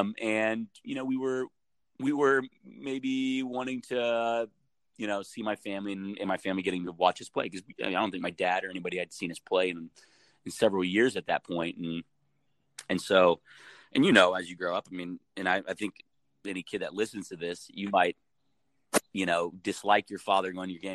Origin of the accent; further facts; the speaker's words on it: United States; also born or lived in Minas Gerais, Brazil; we're American, we live in the United States